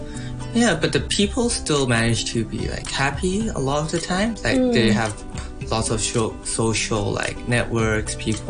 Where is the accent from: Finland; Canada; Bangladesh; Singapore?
Bangladesh; also born or lived in Hong Kong / India; I was born in Hong Kong in 2001, but my parents are missionaries, so they moved to Bangladesh when I was 1 month old. So I grew up and spent most of my childhood in Bangladesh or in boarding school in India.